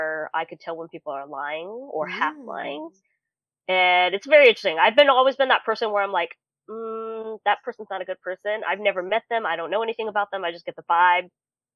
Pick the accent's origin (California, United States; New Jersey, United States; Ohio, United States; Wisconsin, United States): California, United States; now in Tennessee, United States; I'm originally from California and moved all the way to Tennessee